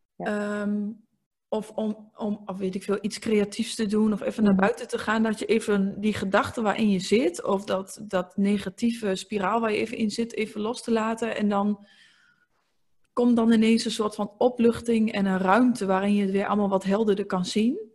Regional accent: eastern Netherlands, Netherlands; ik kom uit het oosten van het land. Als je dat ook nog niet had gehoord, want ik heb ook een klein accent.

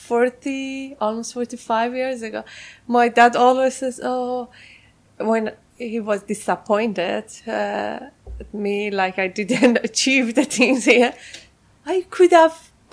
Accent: Tehran, Tehran Province, Iran; accent: Farsi; English is a second language; moved away as an adult; also born or lived in Malaysia; I was born in Tehran, Iran. In Tehran, okay, Iran, okay. And I left Iran 2009. So I grew up there. I went to university.

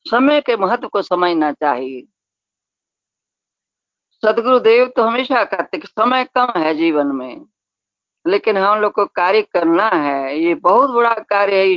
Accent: Punjab, India; हम लोग पंजाबी लोग हैं तो हम लोग का नियम तो और सख्त है

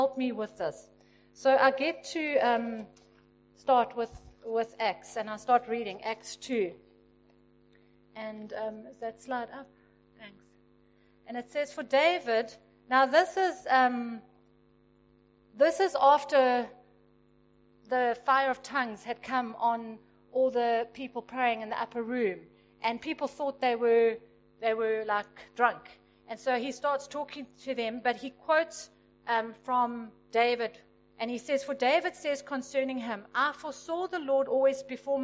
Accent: Pietermaritzburg, KwaZulu-Natal, South Africa; I grew up in Pietermaritzburg

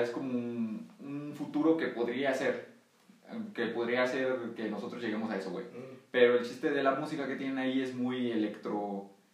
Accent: Mexico; aquí en México

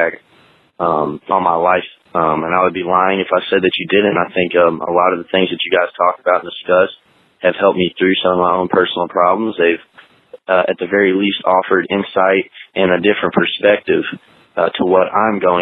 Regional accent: New Albany, Indiana, United States; I'm from New Albany, Indiana

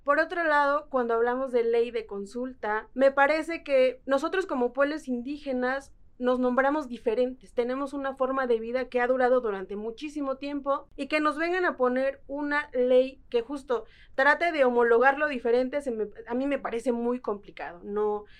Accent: Lerma, State of Mexico, Mexico; soy de una comunidad indígena otomí que se llama Huitzicilapan en el municipio de Lerma, en el Estado de México

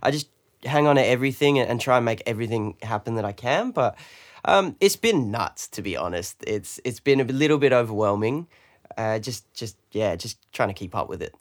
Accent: London, United Kingdom; now in Australia; I'm British. I'm from London

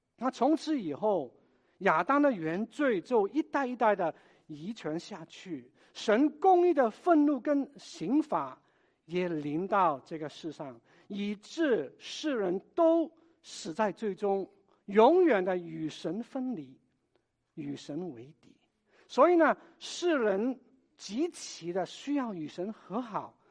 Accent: Hong Kong; moved away; 我也是来自香港的

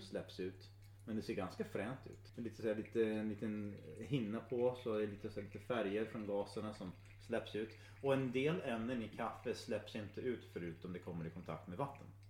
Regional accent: Michigan, United States; Swedish is a second language; moved away as an adult; also born or lived in Östersund, Sweden / Uppsala, Sweden; now in Sweden; jag föddes i USA. Jo, det. Eh, och eh, väldigt nära Kanada ändå

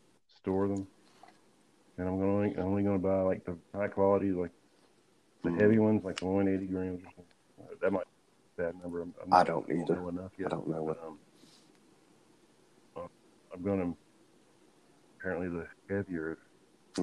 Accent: Indianapolis, Indiana, United States; I'm from Indianapolis

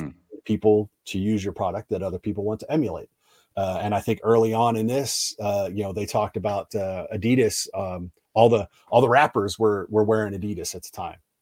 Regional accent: East Coast, United States; I'm an East Coaster

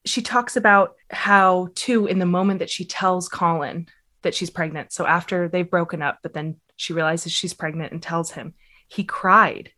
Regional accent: United States; accent: American; my American accent

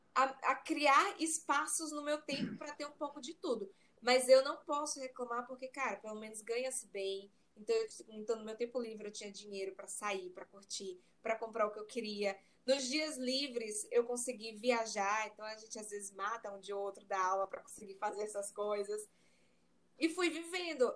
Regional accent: Maranhão, Brazil; also born or lived in Ireland; Eu sou maranhense

